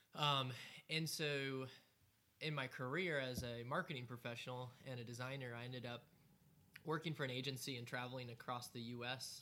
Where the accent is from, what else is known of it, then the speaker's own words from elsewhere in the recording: United States; also born or lived in Greenville, South Carolina; as an American